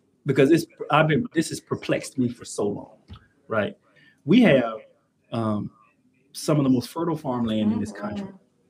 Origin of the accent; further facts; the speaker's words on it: Mississippi Delta, United States; And I'm from the Delta. As people are telling you, I believe Mississippi Delta. I love it. But it is a poverty stricken place. I grew up in poverty.